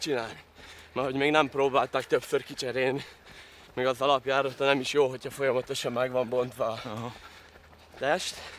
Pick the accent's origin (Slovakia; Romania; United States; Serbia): Slovakia; Tallós, Trnava Region; Tallóson születtem, hát jó, jó rész magyar lakta település ez, hogyha még mi megmaradtunk magyarok